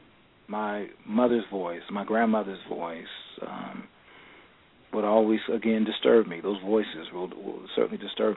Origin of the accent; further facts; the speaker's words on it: Los Angeles, California, United States; growing up in the Crenshaw District of Los Angeles